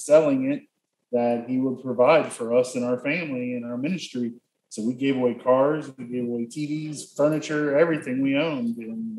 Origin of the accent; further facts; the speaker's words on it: Harrison, Ohio, United States; moved away as an adult; also born or lived in Maineville, Ohio; now in Matagalpa, Nicaragua; And we're all from the Cincinnati area. Mm-hmm. Actually, we're from Harrison out on the west side, but we spent the last probably 30 years up in Mainville, pretty close to Wilmington.